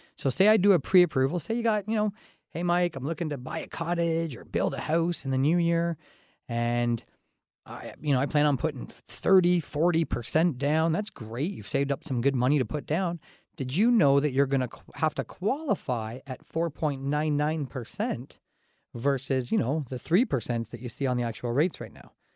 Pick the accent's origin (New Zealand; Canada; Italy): Canada; Dorchester, Ontario; I grew up in Dorchester, kind of a small town atmosphere outside of London here